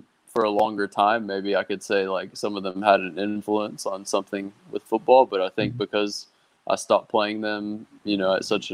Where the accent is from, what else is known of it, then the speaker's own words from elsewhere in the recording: United States; moved away as an adult; as an American kid, I grew up playing every single sport